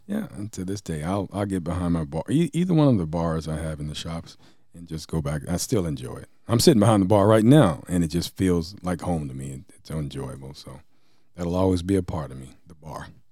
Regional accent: Franklin, Tennessee, United States; also born or lived in Nashville, Tennessee; now in Fredericton, Canada; Tennessee, my home state, by the way. If anybody didn't know, I was born in Nashville, raised in Franklin

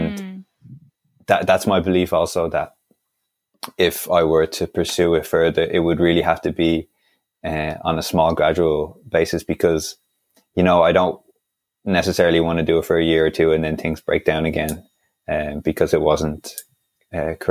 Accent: Dublin, Leinster, Ireland; I was born and raised in Dublin

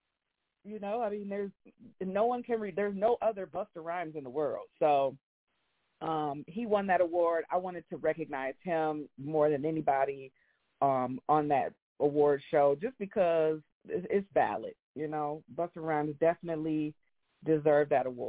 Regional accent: Grand Rapids, Michigan, United States; my hometown of Grand Rapids, Michigan

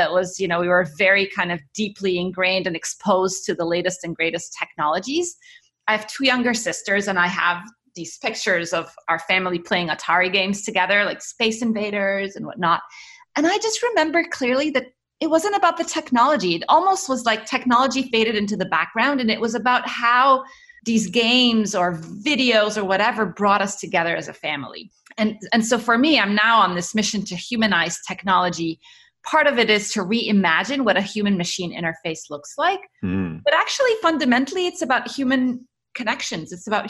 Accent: Cairo, Cairo Governorate, Egypt; also born or lived in Middle East; So I was born in Cairo. My parents are, I mean, we're Egyptian, and my parents worked in the Middle East. So I grew up around the Middle East.

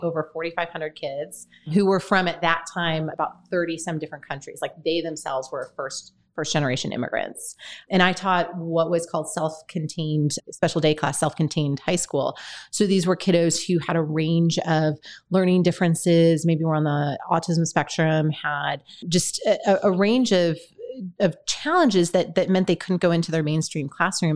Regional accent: Michigan, United States; now in St. Louis, United States; I'm from Michigan originally. Uh, grew up in a very, very rural town

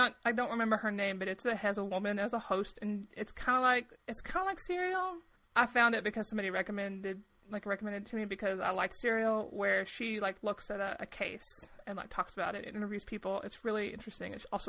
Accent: the South, United States; accent: Southern; I wasn't from that city. I was from a smaller town. So my accent was much thicker when I was younger. I've erased it, right? I've gotten rid of it.

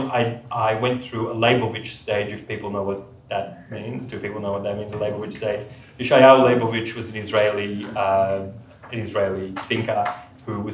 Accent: Sydney, New South Wales, Australia; I grew up in Sydney in a non-observant home

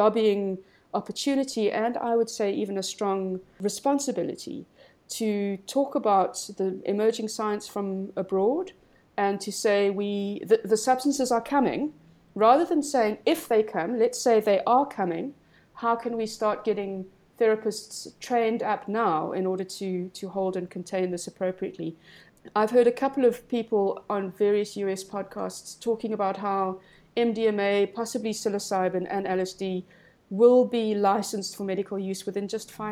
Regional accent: South Africa; also born or lived in Cape Town

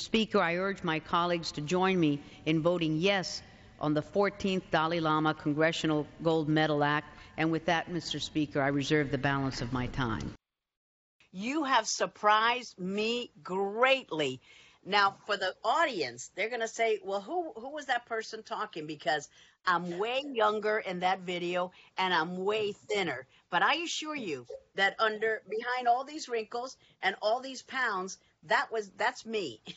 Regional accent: Cuba; now in United States; I was born in Cuba. We had to flee communist aggression and came here to this incredible country, the United States of America.

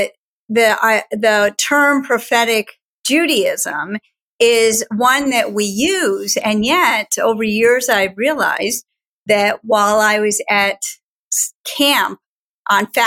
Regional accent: Schenectady, New York, United States; I grew up in Schenectady, New York, at Gates of Heaven

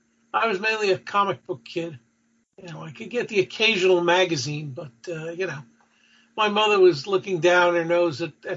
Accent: Mineola, New York, United States; I grew up on Long Island, so in a town called Mineola, right on the main strip, Jericho Turnpike.

